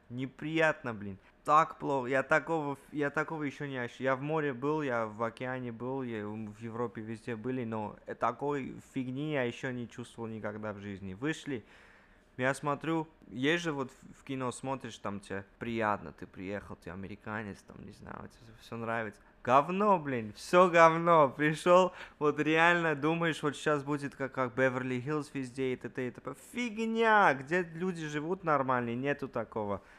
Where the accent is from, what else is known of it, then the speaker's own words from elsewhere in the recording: Armenia; now in United States; Мы приехали, официально приехали из Армении но мы вообще сюда не, не даже не хотели приезжать, но так получилась такая жизненная ситуация, что так надо было.